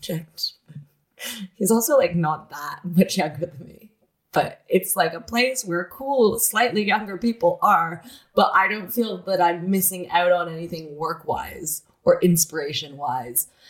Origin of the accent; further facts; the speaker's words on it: Toronto, Ontario, Canada; I grew up in Toronto